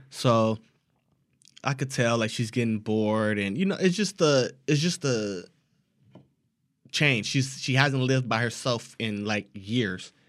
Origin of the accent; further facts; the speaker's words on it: United States; Since we're American, our English is a little bit different